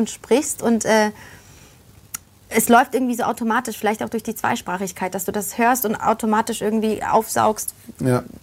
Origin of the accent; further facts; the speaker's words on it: Poland; born there; weil man muss dazu sagen, ähm, ich bin ja in Polen geboren.